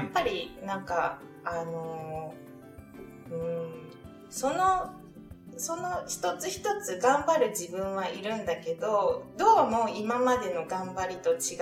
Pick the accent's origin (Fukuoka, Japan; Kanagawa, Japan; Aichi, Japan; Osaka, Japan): Osaka, Japan; 私大阪出身なんですけど